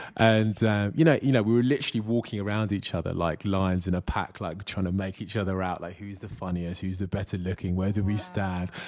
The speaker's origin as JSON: {"language": "English", "area": "Kent", "region": "South East England", "country": "United Kingdom", "tie": "born or raised there", "said": "I was born in Kent in the UK"}